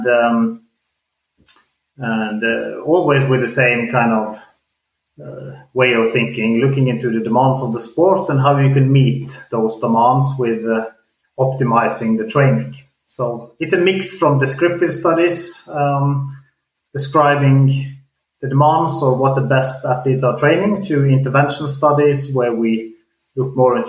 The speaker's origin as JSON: {"language": "English", "country": "Norway", "tie": "born or raised there", "said": "I grew up in Norway as a cross-country skier"}